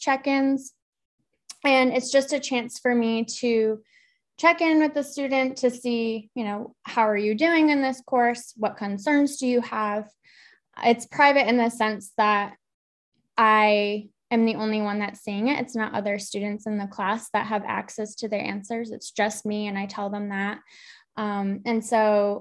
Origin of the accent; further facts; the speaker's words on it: Massachusetts, United States; moved away as an adult; now in Eastern North Carolina, United States; I'm from Massachusetts, and I was freelancing in the area on the South Coast